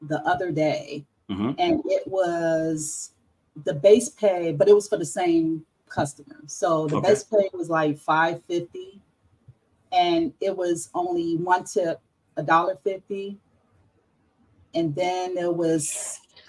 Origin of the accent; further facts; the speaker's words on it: Chicago, Illinois, United States; now in Orlando, United States; I grew up on the South Side